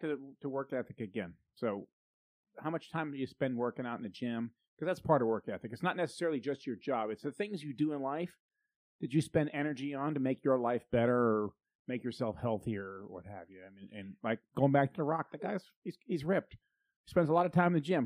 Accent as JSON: {"language": "English", "country": "United States", "said": "as an American"}